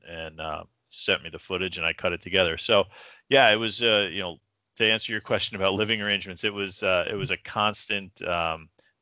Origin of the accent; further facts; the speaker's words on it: United States; I was from New York